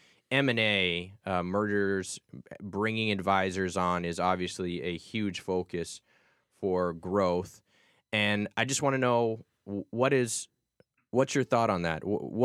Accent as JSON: {"language": "English", "region": "Massachusetts", "country": "United States", "tie": "born or raised there", "said": "I grew up in Massachusetts."}